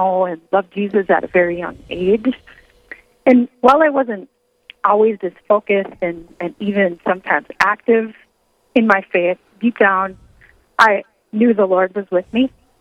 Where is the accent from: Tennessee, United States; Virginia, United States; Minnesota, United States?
Minnesota, United States; Detroit Lakes; also born or lived in Mountain Iron, Minnesota; I grew up in Detroit Lakes, Minnesota